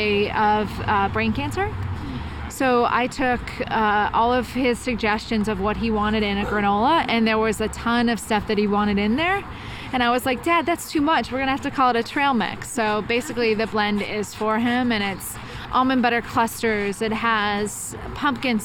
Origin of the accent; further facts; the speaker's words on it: Dallas, Texas, United States; now in San Francisco, United States; I grew up in Dallas.